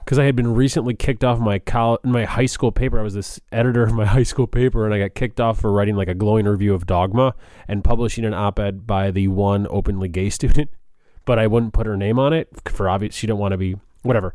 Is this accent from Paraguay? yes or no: no; Chicago, Illinois, United States; now in Washington, D.C., United States; I'm from Chicago